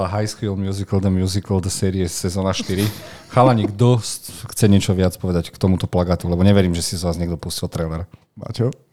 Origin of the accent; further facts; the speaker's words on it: Slovakia; sme Slováci